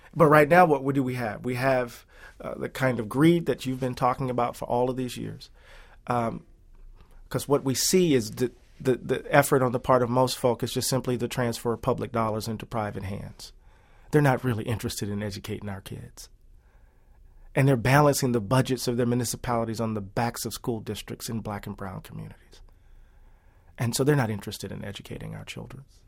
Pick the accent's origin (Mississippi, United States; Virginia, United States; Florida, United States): Mississippi, United States; Moss Point; moved away as an adult; also born or lived in Atlanta, Georgia; growing up in Mississippi, when my dad was hired at the post office